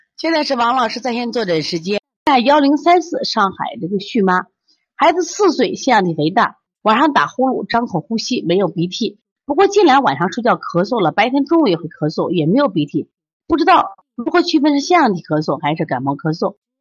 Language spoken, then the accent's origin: Chinese; Shaanxi, China; 我们陕西人就叫够甲